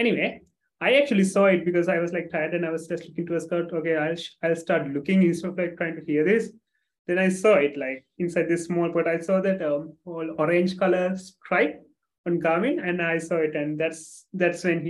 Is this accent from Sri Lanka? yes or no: yes; Sri Lanka; I'm from Sri Lanka, small country just below India